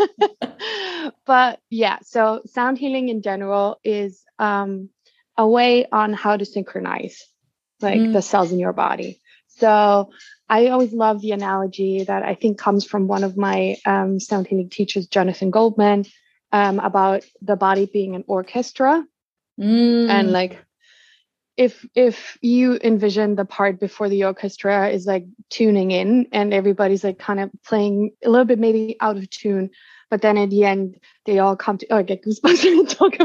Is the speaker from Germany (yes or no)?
yes; Germany; moved away as an adult; also born or lived in United States; I'm originally from Germany.